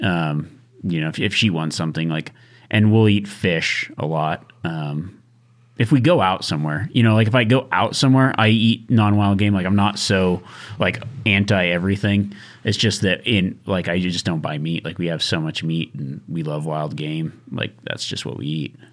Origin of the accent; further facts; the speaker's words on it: Nevada, United States; growing up in Nevada